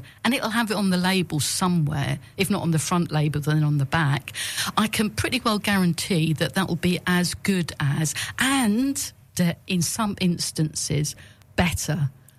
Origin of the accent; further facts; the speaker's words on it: Sussex, South East England, United Kingdom; moved away; I'm from Sussex originally.